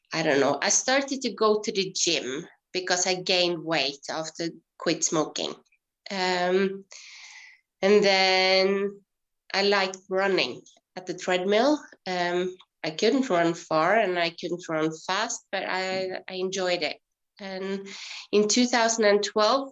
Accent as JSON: {"language": "English", "town": "Hareid", "region": "Møre og Romsdal", "country": "Norway", "tie": "born or raised there", "said": "I grew up in Hareid, which is a small island outside of Ålesund at the west coast of Norway"}